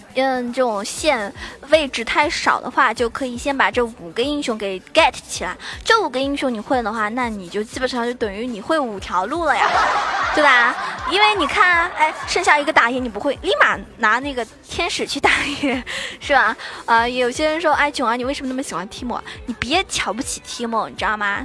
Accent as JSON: {"language": "Chinese", "country": "China", "said": "作为一个中国人来说啊， 作为一个中国观众来说的话"}